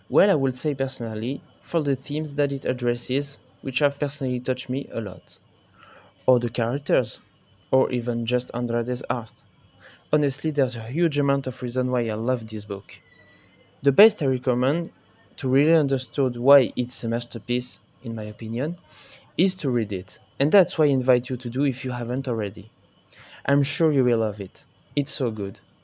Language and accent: English; France; English is a second language; if my English is bad, because, uh, I'm French